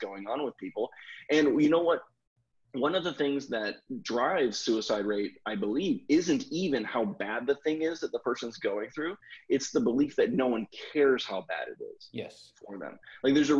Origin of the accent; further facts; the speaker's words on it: the South, United States; I grew up in the South